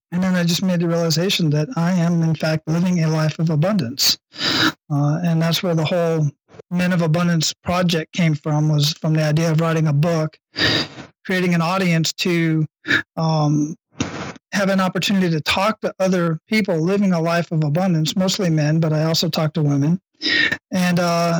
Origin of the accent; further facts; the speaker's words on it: Phoenix, Arizona, United States; now in Hawaii, United States; I grew up in Phoenix, Arizona, Southwest Phoenix